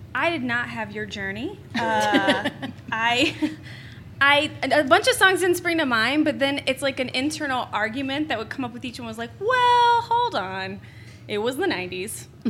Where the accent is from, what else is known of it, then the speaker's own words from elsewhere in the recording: Houston, Texas, United States; moved away; also born or lived in Denver / Bowling Green; I'm originally from Houston. I lived in Denver.